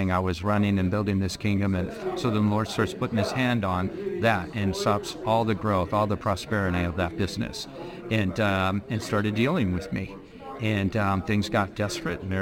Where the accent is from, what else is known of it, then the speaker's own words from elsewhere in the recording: Newport Beach, California, United States; I was born and raised in Orange County, California. Newport Beach.